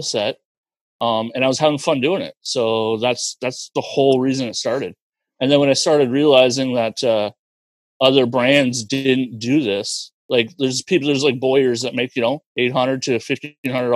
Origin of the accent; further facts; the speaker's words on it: Cornwall, Ontario, Canada; now in Kingston, Canada; So I'm originally from Cornwall, Ontario. It's a smaller town than Kingston, unbelievably. About two hours from here